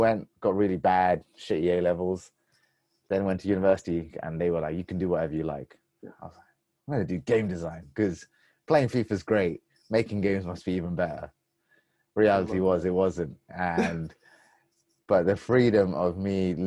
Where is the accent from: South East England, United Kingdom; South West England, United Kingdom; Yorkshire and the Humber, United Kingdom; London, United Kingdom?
London, United Kingdom; growing up in London